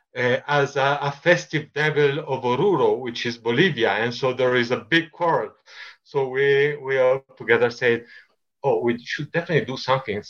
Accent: Italy; now in Bogota, Colombia; I'm Italian

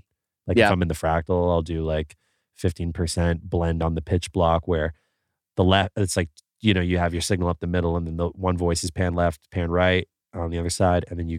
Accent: Canada; And I'm from Canada. We got crazy rules.

